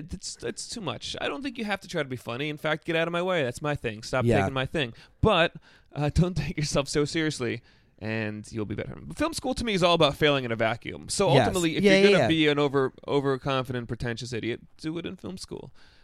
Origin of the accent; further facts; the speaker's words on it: New York, United States; I grew up upstate. I grew up outside of Albany.